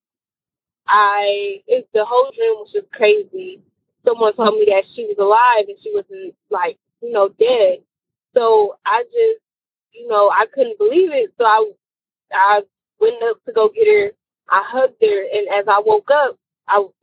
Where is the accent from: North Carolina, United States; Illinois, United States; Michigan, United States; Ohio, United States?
Michigan, United States; Detroit; I'm from Detroit